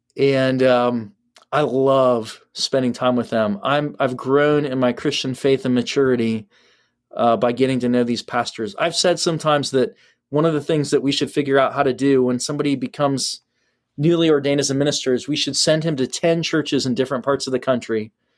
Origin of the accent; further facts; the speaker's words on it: Ohio, United States; I'm from Ohio.